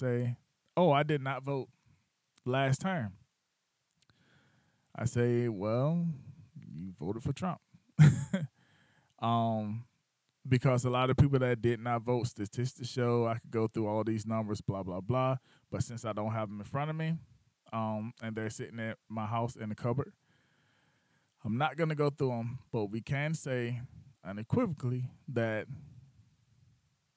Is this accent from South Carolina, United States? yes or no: yes; Batesburg-Leesville, South Carolina, United States; moved away; my town is Batesburg, Leesville, South Carolina. That's where I grew up at.